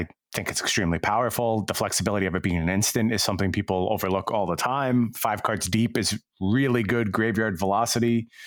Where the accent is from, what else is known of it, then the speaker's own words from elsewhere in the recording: Long Island, upstate New York, United States; I moved from Long Island to upstate New York